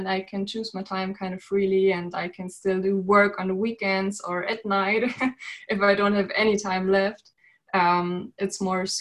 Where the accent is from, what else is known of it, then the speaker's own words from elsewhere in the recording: Berlin, Germany; I'm currently studying in Berlin, my hometown, the town I was born in.